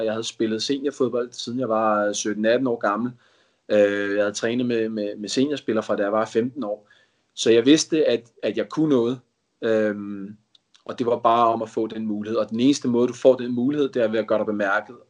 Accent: Denmark; moved away as an adult; now in England; Vores familie er, er danskere, og bor i Danmark, vi er danskere, og vi har ikke kunnet rejse hjem

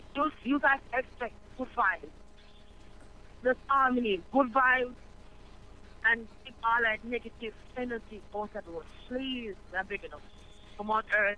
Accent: Manchester, Jamaica; me come from Manchester Bay, Jamaica.

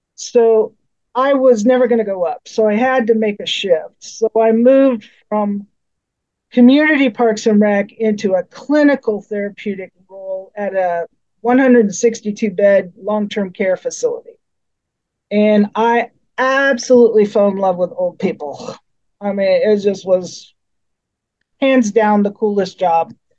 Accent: Colorado, United States; moved away as an adult; now in Missouri, United States; I grew up in Colorado

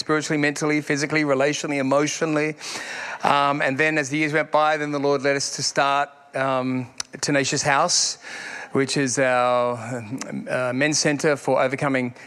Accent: Sydney, New South Wales, Australia; now in Perth, Australia; I'm from Sydney originally

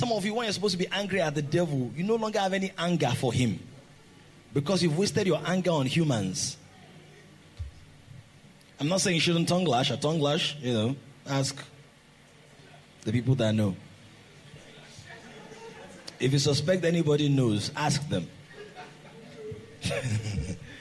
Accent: Nigeria

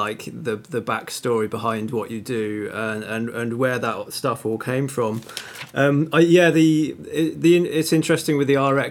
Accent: Shropshire, West Midlands, United Kingdom; I'm from Shropshire, country boy.

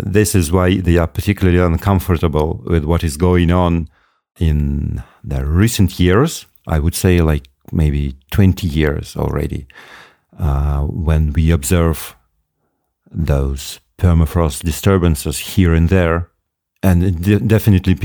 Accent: Moscow, Russia; now in Yakutia, Russia; I'm not originally from the north. I was born in Moscow, one of the biggest cities in the world, only later on, and I moved to the north

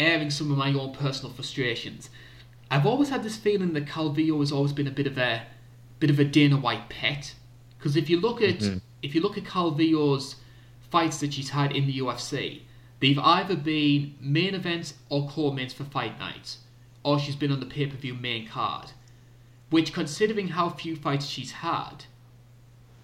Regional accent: United Kingdom; being British

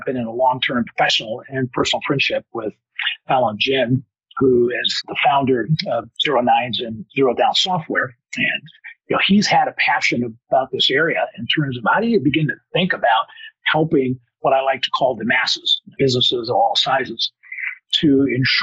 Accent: Oakland, California, United States; I am originally from the Bay Area, so what is now Silicon Valley, although I'm an East Bay guy, Alameda, Oakland

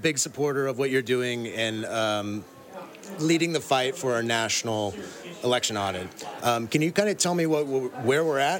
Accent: Washington, United States; I'm from Washington.

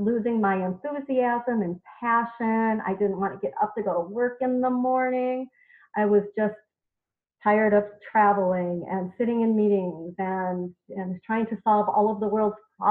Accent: a small town in Wisconsin, United States; moved away; And so I did that in my hometown, in a small town in Wisconsin, for 13 years

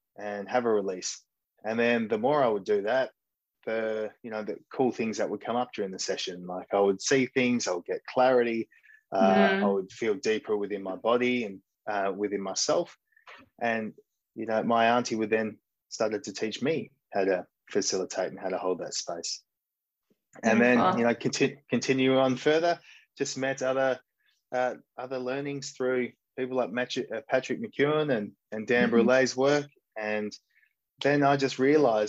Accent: Mullewa, Western Australia, Australia; now in Shanghai, China; I grew up in a small country town called Mullewa, which is in Western Australia, in a little farming community

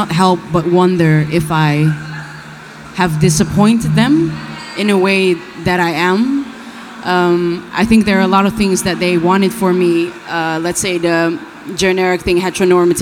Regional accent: Rotterdam, South Holland, Netherlands; I was born in Rotterdam

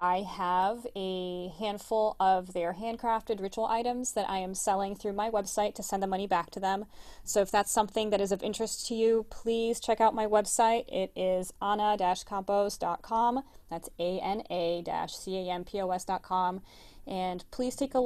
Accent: Brazil; now in United States; I'm originally from Brazil, as most of you know by now, and I have a cousin who I'm very close to who still lives back home in Rio.

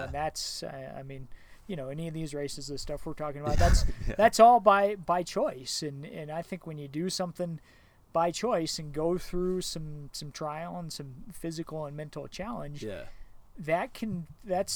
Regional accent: Evergreen, Colorado, United States; I grew up here in Evergreen and I've had elk in my yard

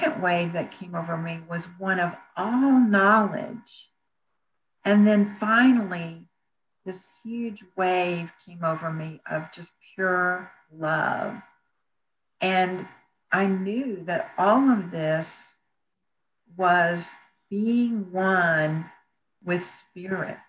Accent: Bryan, Texas, United States; moved away; also born or lived in Houston; I decided to stay in my hometown of Bryan

